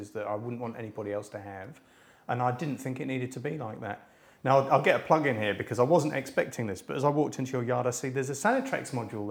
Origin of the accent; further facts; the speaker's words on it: South Island, New Zealand; I'm from the mainland, I'm from the South Island, and we've got our own peculiar ways and foibles down there, and it's pretty common in Christchurch